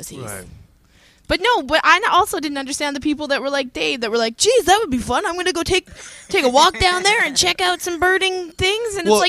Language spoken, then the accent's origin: English; Edmonton, Alberta, Canada; I'm from Edmonton